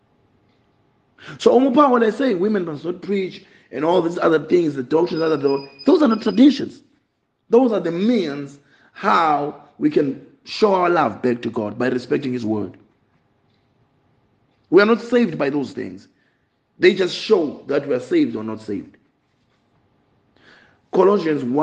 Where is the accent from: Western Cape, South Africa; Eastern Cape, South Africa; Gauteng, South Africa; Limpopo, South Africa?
Eastern Cape, South Africa; I grew up in Eastern Cape